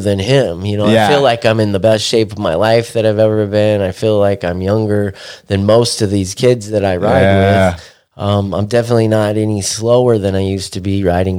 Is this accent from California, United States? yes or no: yes; Corona, California, United States; also born or lived in Huntington Beach, California / Quail Valley, California; I grew up in Corona from the time I was like 5 years old to the day seventh grade got out